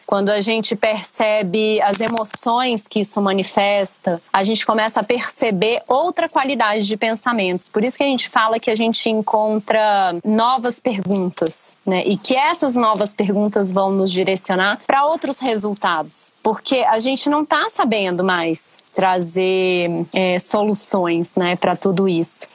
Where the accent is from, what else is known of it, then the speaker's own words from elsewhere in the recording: Brasília, Federal District, Brazil; eu sou nascida em Brasília, minha família é paraense, meu pai e minha mãe vieram de Belém, enfim, cresci em meio ao cerrado